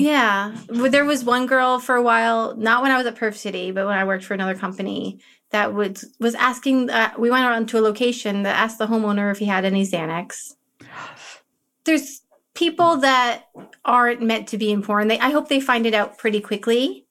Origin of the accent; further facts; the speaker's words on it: Woodstock, New York, United States; I grew up near near Woodstock, New York, in the middle